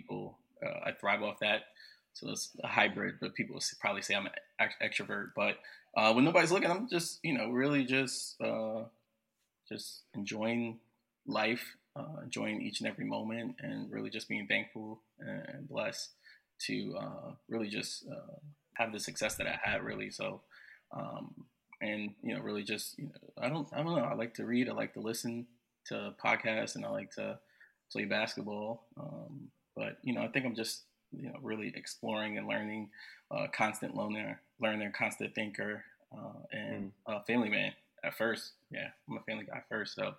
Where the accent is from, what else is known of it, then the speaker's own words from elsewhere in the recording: New Jersey, United States; now in New York, United States; I am originally from Jersey, born and raised. Jersey born, Jersey raised